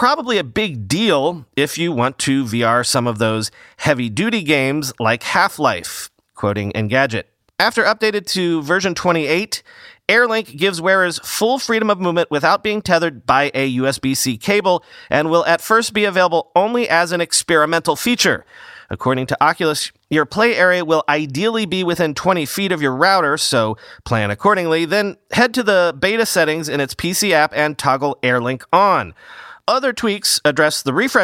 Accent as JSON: {"language": "English", "town": "New York City", "region": "New York", "country": "United States", "said": "as a New Yorker"}